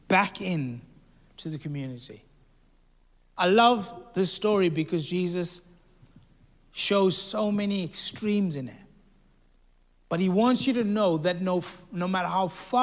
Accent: South Africa; This is in South Africa. I'm South African

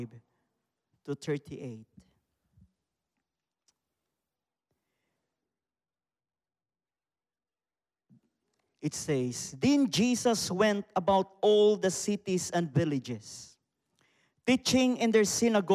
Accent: Philippines; from the Philippines

